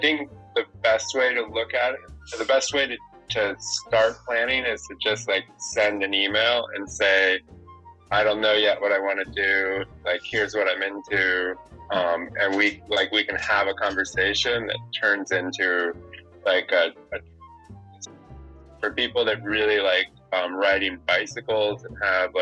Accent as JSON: {"language": "English", "region": "South Florida", "country": "United States", "tie": "born or raised there", "moved": "yes", "lives_now": "Maine, United States", "said": "I grew up in South Florida"}